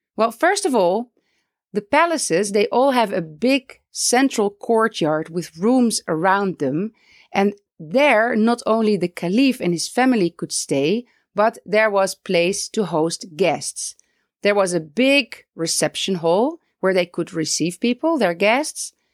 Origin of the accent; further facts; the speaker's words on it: Netherlands; moved away as an adult; also born or lived in Palestine; now in Beit Safafa, Palestine; I am originally from the Netherlands